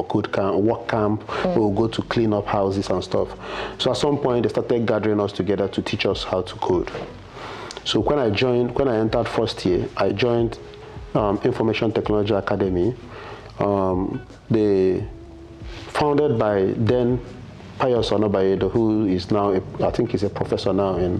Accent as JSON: {"language": "English", "town": "Nsukka", "region": "Enugu State", "country": "Nigeria", "tie": "born or raised there", "moved": "as an adult", "lives_now": "Lagos, Nigeria", "said": "I grew up, I was born in Nsukka, in UNN actually. So I grew up in the university environment, primary, secondary school, university"}